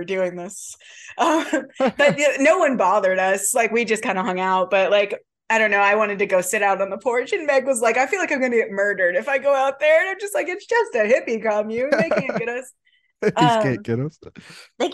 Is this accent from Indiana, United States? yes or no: yes; Lafayette, Indiana, United States; moved away; we grew up in Lafayette, Indiana